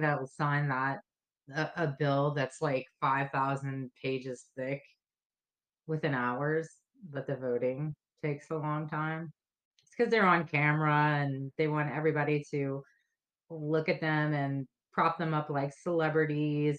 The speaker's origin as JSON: {"language": "English", "country": "United States", "tie": "born or raised there", "said": "I identify as American because this is where I was born"}